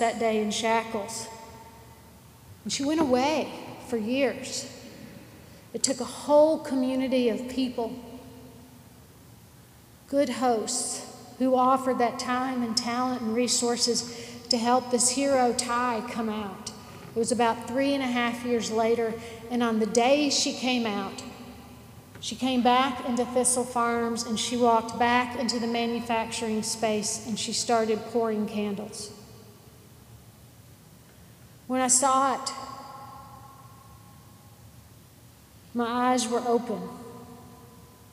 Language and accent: English; Nashville, Tennessee, United States; I'm from Nashville